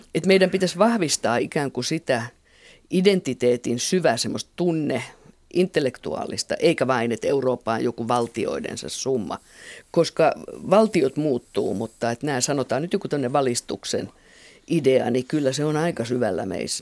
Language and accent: Finnish; Finland